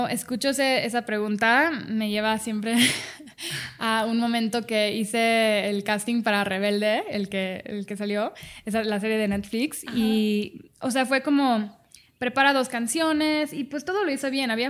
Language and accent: Spanish; Dubai, United Arab Emirates; also born or lived in Cancún, Mexico; nací en Cancún y a los dos meses me fui con mi mamá em, a Dubai porque mi papá es piloto.